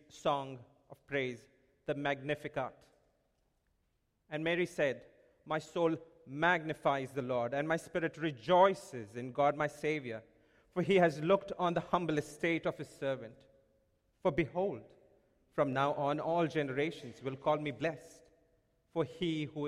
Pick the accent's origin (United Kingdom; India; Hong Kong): India; moved away; when I was growing up in India. I would hear this song being played every Christmas at my home in India.